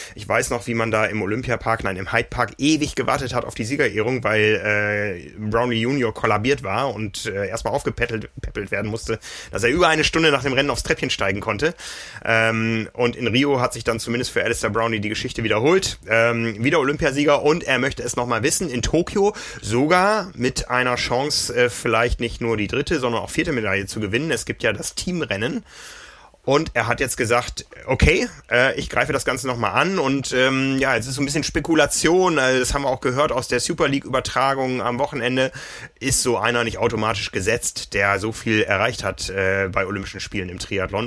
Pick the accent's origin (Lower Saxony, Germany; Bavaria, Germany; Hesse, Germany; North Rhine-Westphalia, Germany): Lower Saxony, Germany; Osnabrück; Ich erinnere mich Anfang der 90er in meiner Heimatstadt